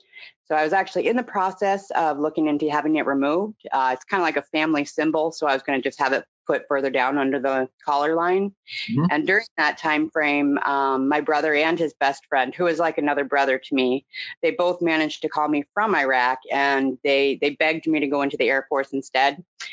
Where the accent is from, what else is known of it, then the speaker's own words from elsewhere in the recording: Portland, Oregon, United States; also born or lived in Indianapolis, Indiana; I was born in Indianapolis, Indiana, and at 3 years old, I moved to Portland, Oregon with my family, which is where I grew up. I grew up in a commune or cult, not the kind that you see on TV, but just a religious organization of sort of hippies